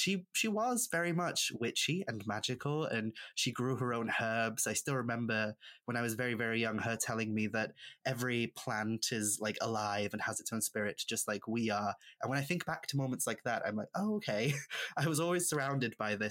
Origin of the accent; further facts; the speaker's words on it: Isle of Anglesey, North Wales, United Kingdom; first language Welsh; English is a second language; moved away as an adult; also born or lived in Manchester; now in Chester, United Kingdom; I'm originally from an island called Ynys Môn, the Isle of Anglesey in North Wales. I'm a first language Welsh speaker